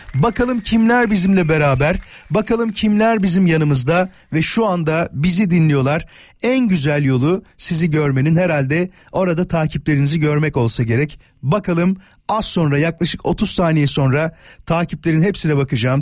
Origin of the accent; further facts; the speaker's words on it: Yarımca, Kocaeli, Turkey; ben Yarımca'da büyüdüm. Körfez Belediyesi vardır orada.